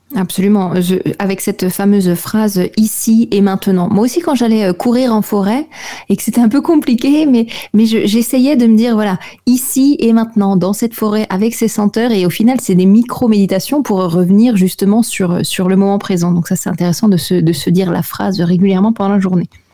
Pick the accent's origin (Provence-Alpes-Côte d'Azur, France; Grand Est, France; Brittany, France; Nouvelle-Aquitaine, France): Grand Est, France; Alsace; je suis alsacienne